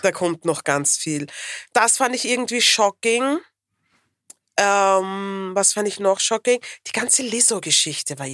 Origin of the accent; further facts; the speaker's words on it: Vienna, Austria; ich bin eine Wienerin